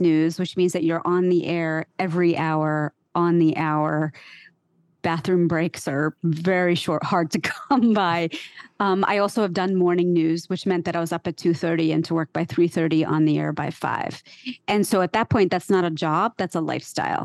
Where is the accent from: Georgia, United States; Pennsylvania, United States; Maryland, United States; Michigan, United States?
Pennsylvania, United States; central; moved away as an adult; now in New York City, United States; they settled in central Pennsylvania, where there was a small clutch of Indians already settled when they decided to move there. And that's where I was born and raised. But I've been in New York City since I was 23